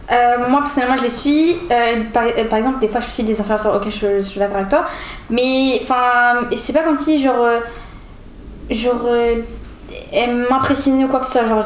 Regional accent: Algeria; j'ai 15 ans et je suis algérienne

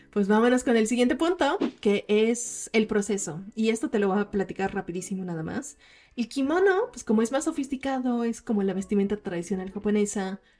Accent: Mexico; cuando en los veranos, creciendo como japonesas mexicanas, nos íbamos con nuestras familias a ver los fuegos artificiales.

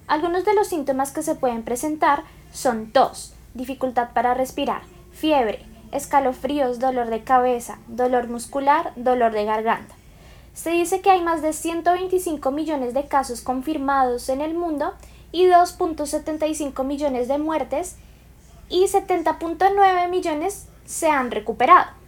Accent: Bogotá, Bogotá, D.C., Colombia; ¿en dónde naciste? en Bogotá, Colombia. ¿Cuántos años tienes? 14.

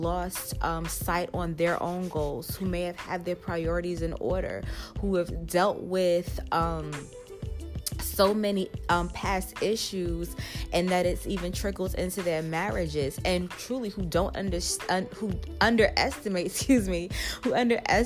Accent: New York City, New York, United States; I was raised in Brooklyn, not born in Brooklyn. However, I do consider myself a Brooklyn girl

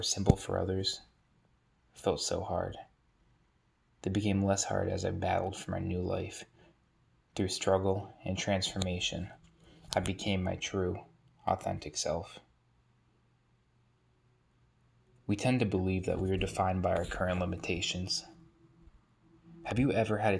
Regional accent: New Hampshire, United States; I was born in New Hampshire in a great community full of natural beauty, where family was all around

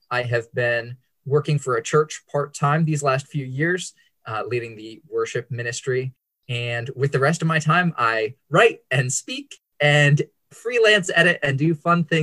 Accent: Bandung, West Java, Indonesia; I'm glad to be here with you guys today. And I grew up in Indonesia on the island of Java in the city of Bandung.

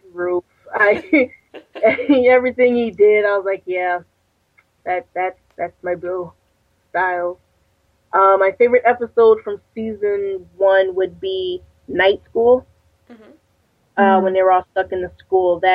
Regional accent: Connecticut, United States; I'm from Connecticut

